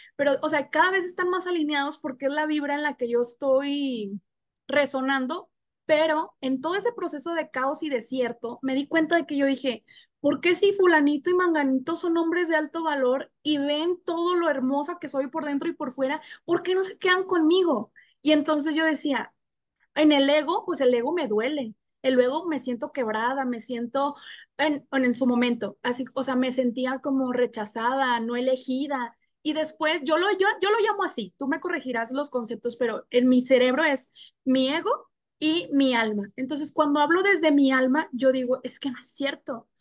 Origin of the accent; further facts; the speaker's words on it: Monterrey, Nuevo León, Mexico; moved away; Ricardo y yo, o sea, somos de Monterrey